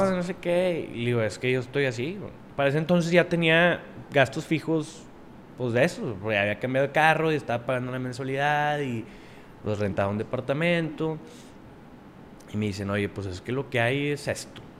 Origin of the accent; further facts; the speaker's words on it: Monterrey, Nuevo León, Mexico; aquí de Monterrey.